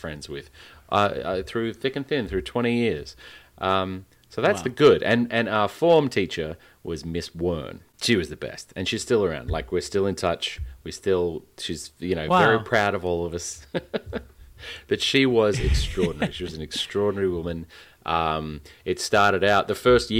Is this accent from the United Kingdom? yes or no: no; Western Australia, Australia; my home state